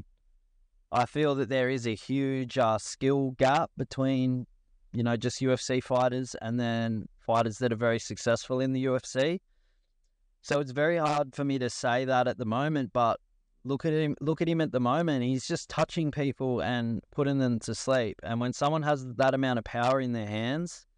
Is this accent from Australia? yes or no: yes; Australia; I'm proud of being an Australian fighter